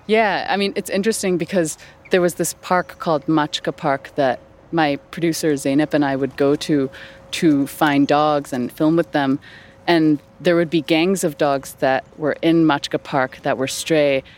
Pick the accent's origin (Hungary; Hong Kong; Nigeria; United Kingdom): Hong Kong; moved away; also born or lived in New York / Los Angeles / San Francisco; I am from Hong Kong originally, and I've lived in New York and LA and San Francisco.